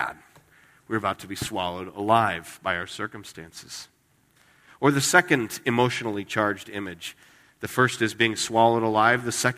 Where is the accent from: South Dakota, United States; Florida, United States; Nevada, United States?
Nevada, United States; Las Vegas; moved away; I grew up in Las Vegas.